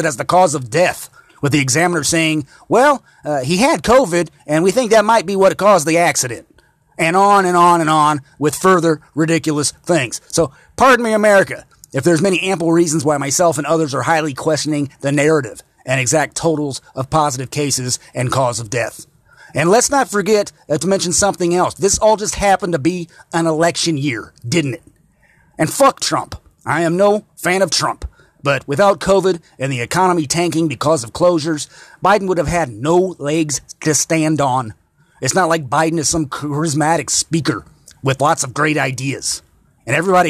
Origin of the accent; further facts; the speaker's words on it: Indiana, United States; here in my home state of Indiana